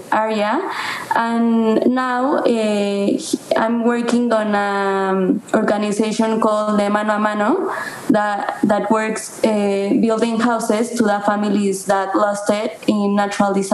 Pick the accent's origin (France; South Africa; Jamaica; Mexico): Mexico; Mexico City; I'm also from Mexico City.